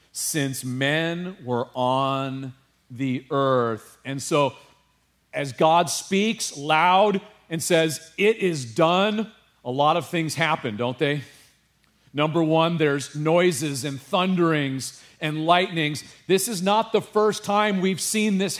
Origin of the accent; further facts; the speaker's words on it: California, United States; I grew up in California